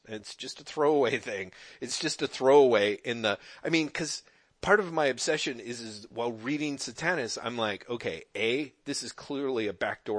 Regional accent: United States; I'm an American guy

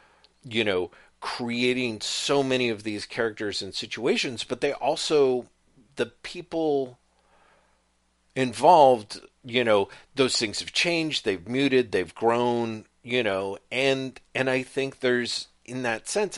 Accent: United Kingdom; I can get away with cultural appropriation because I'm British and we've been doing it for centuries.

